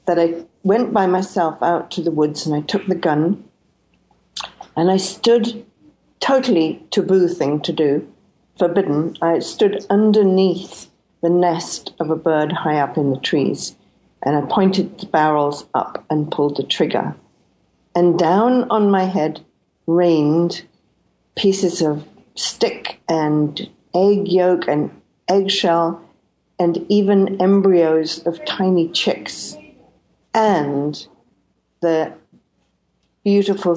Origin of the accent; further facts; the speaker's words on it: Scotland, United Kingdom; I was born in Scotland